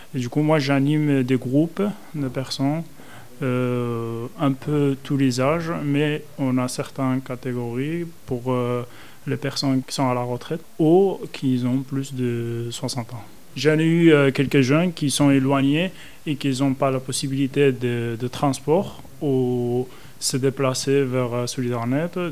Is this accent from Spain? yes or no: yes; Spain; French is a second language; moved away as an adult; now in France; je viens de l'Espagne. Et du coup, euh, mes études, je les ai réalisées en Espagne